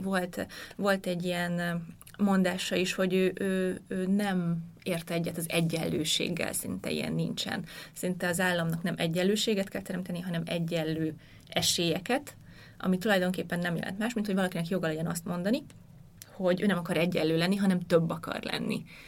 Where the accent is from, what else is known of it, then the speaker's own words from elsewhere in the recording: Hungary; akik mit nőttünk fel Magyarországon